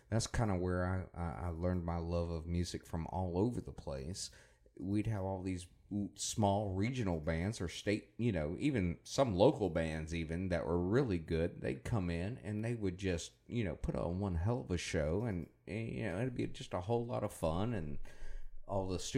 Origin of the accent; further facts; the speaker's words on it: Panama City Beach, Florida, United States; I grew up on Panama City Beach, Florida.